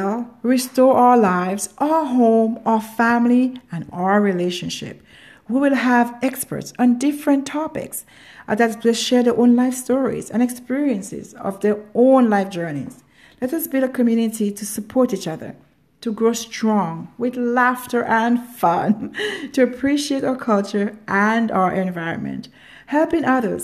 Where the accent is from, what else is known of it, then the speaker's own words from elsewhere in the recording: Grenada; I come from Grenada, a small island in the Caribbean, also known as the Island of Spies